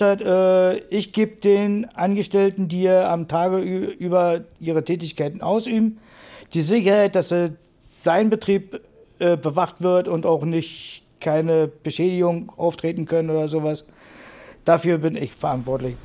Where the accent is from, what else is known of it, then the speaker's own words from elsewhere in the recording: the East, eastern Germany, Germany; moved away; Ich bin im Osten aufgewachsen, ich bin im Osten geboren und der Osten zieht mich wieder zurück.